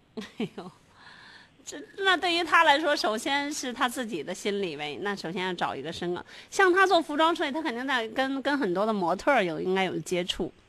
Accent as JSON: {"language": "Chinese", "country": "China", "said": "我们中国人"}